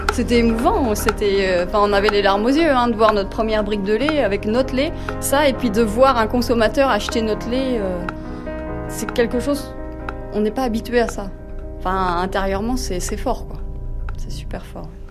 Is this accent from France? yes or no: yes; France; Ça appartenait à mon grand-père, puis à mon père et puis euh, là on s'est installés tous les deux